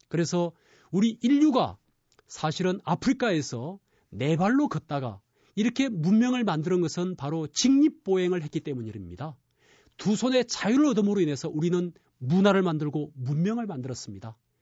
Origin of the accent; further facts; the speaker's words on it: Busan, South Korea; moved away; 저는 고향이 부산입니다